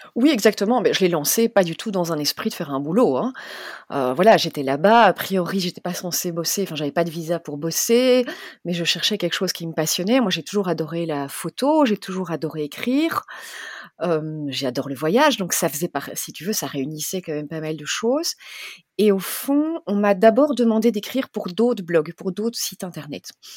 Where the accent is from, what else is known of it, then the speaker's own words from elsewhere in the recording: Belgium; moved away as an adult; also born or lived in South Africa; j'ai 43 ans, je suis belge